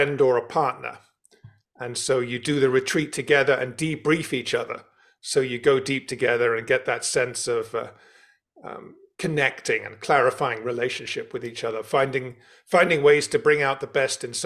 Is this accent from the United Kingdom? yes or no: yes; London, United Kingdom; You can tell from my accent, I was born and brought up in London.